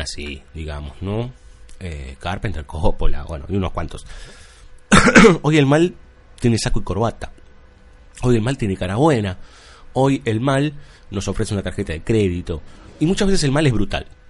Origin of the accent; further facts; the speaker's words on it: Buenos Aires, Argentina; Como buen capitalino. La gente de provincia nos mira de reojo un poco a los, a los porteños